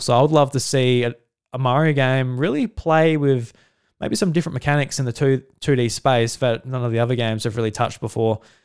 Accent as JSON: {"language": "English", "country": "Australia", "said": "being an Australian"}